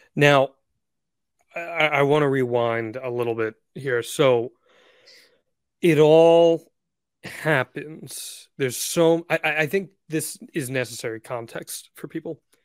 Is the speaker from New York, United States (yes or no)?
no; New Jersey, United States; growing up in New Jersey